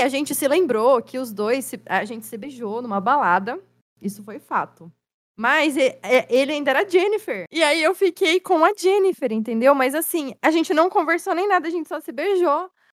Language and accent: Portuguese; São Paulo, Brazil; eu sou de São Paulo